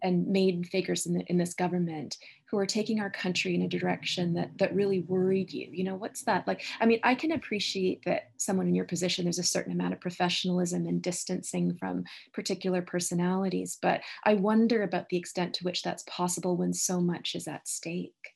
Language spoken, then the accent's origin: English; Canada; I'm a Canadian, that I'm a Canadian citizen